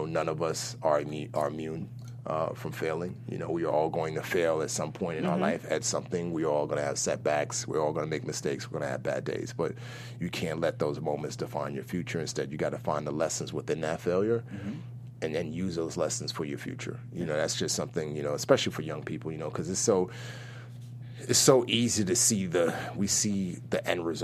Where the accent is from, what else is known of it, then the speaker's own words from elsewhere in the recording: New York City, New York, United States; also born or lived in Nigeria; I grew up in the Bronx